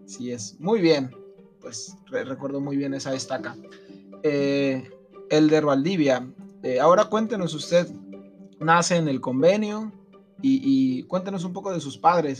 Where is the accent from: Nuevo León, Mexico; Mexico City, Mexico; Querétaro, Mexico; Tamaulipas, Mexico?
Mexico City, Mexico; moved away; yo también soy de allá de la Ciudad de México